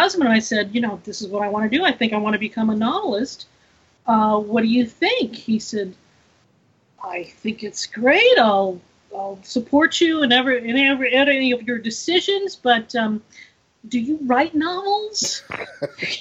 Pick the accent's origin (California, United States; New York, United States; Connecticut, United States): California, United States; Los Angeles; I'm actually from Los Angeles. I'm a city girl